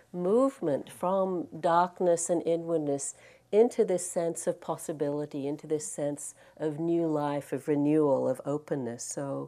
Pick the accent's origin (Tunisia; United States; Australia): Australia; moved away; I'm actually Australian. I don't know if you can tell from my accent. I've been here and out of Australia a long time, so it's gotten mixed.